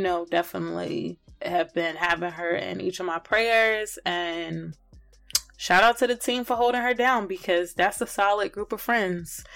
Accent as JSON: {"language": "English", "region": "New Jersey", "country": "United States", "also_born_or_lived": "Connecticut", "moved": "as an adult", "lives_now": "Richmond, Virginia, United States", "said": "I am from New Jersey originally by way of Connecticut, but I live in Richmond, Virginia, came out here for college"}